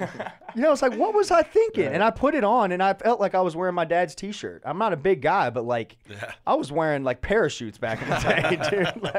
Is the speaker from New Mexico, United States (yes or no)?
no; Atlanta, Georgia, United States; See, I grew up in Atlanta in the 90s and went to college in the early 2000s.